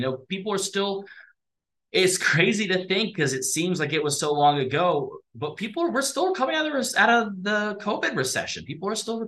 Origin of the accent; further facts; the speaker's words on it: Columbus, Ohio, United States; now in Hurricane, United States; I'm from Columbus, Ohio originally